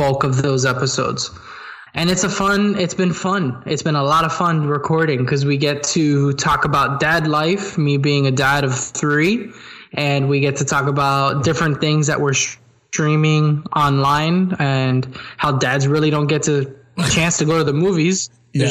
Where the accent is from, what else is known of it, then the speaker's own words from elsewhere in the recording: Miami, Florida, United States; born and raised in Miami